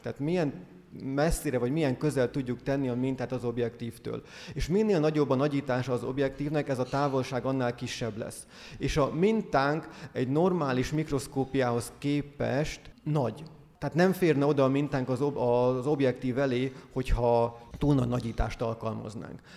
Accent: Hungary; moved away as an adult; now in Scotland, United Kingdom; Én meg magyar vagyok

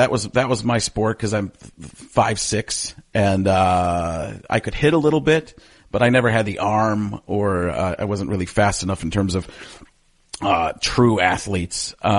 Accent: Waukesha, Wisconsin, United States; also born or lived in Elmwood Park, Illinois; I was born in Elmwood Park, Illinois. I was actually born in Cook County, Chicago area. And then when I was four, we moved here for his job or there for his job to the Waukesha area.

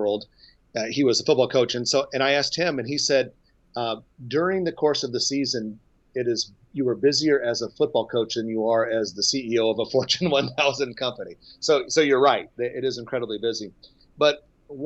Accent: Nebraska, United States; I grew up in Nebraska and I live here now

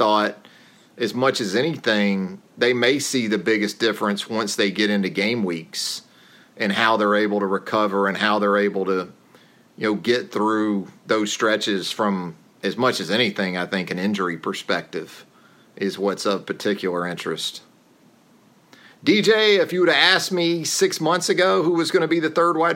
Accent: Jacksonville, Florida, United States; moved away; checking in from my hometown down there, Duval

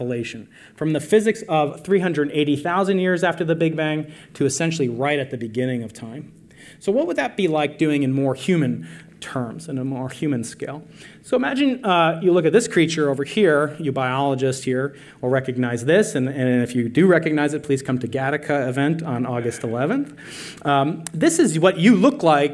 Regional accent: New York, United States; I'm a New Yorker

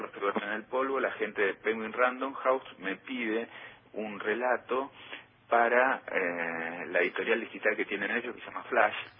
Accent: Buenos Aires, Argentina; visitar el barrio en donde me crié, en Pompeya

